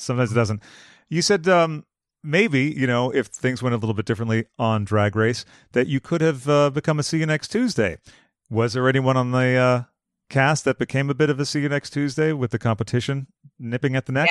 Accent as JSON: {"language": "English", "town": "Boston", "region": "Massachusetts", "country": "United States", "moved": "yes", "lives_now": "Los Angeles, United States", "said": "I'm from Boston"}